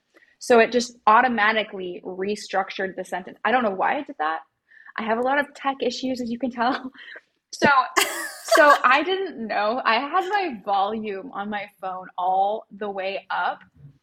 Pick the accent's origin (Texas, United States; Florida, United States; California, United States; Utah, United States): Utah, United States; I grew up in a very small town. Well, it's not a town. It's an unincorporated farming community in Utah.